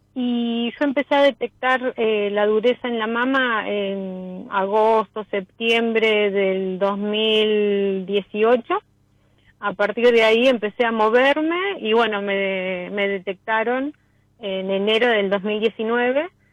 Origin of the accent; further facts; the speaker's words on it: Los Cardales?, Buenos Aires, Argentina; yo soy de Las Ferreres, zona oeste